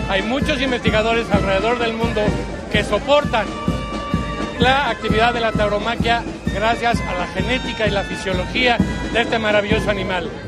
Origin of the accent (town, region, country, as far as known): Mexico